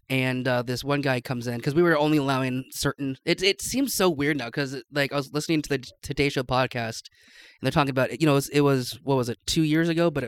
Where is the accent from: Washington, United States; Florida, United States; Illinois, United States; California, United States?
Washington, United States; Seattle; moved away as an adult; also born or lived in Spokane, Washington; now in Boise, United States; I grew up near Seattle. Lived 18 years there. Went to college in Spokane. Lived there till October of 2019.